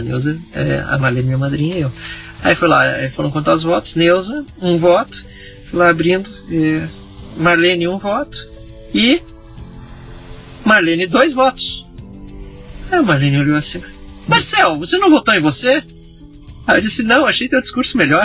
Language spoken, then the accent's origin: Portuguese; Dois Irmãos, Rio Grande do Sul, Brazil; moved away as an adult; also born or lived in São Leopoldo / Porto Alegre; eu nasci em São Leopoldo, que é a cidade a 30 quilômetros de Dois Irmãos, mas sempre morei em Dois Irmãos, uhum. fui criado lá, estudei lá